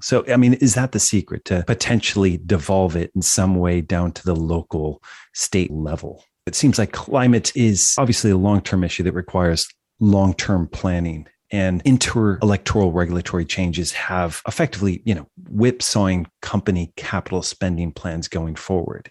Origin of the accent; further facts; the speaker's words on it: United States; as an American